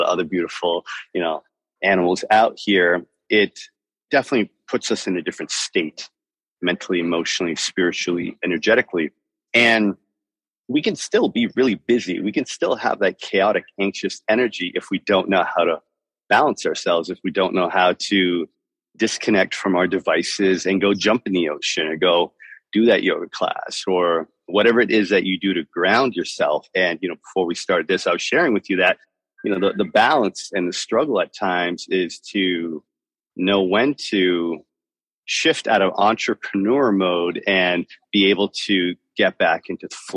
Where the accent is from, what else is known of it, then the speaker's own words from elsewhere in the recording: Toronto, Ontario, Canada; also born or lived in Miami; now in Nosara, Costa Rica; I'm from Toronto. From Toronto, but I lived in Miami for many, many years